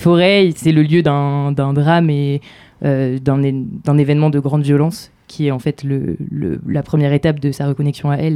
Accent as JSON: {"language": "French", "region": "Normandy", "country": "France", "said": "je viens de Normandie"}